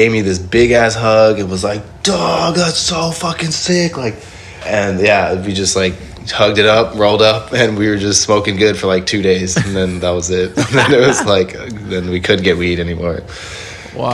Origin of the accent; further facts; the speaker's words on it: Indonesia; I'm from Indonesia